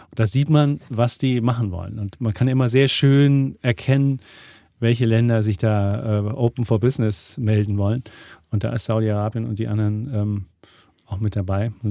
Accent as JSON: {"language": "German", "region": "Bavaria", "country": "Germany", "said": "ich bin ein Franke"}